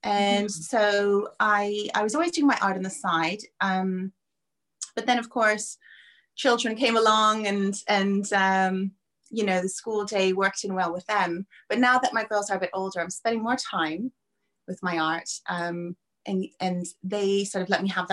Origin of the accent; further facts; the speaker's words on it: Toronto, Ontario, Canada; moved away as an adult; also born or lived in Japan / London; now in England, United Kingdom; I'm from Toronto originally, and I've been living in England for about 20 years now.